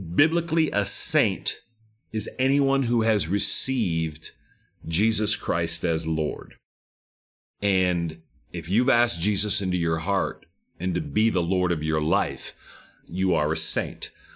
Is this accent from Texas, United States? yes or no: yes; Texas, United States; I'm a Texan down here